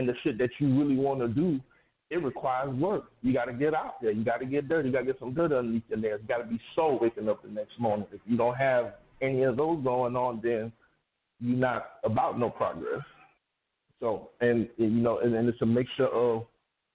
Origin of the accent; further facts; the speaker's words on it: Palm Beach, Florida, United States; moved away; also born or lived in Atlanta; back home to South Florida where we're from. I'm from Palm Beach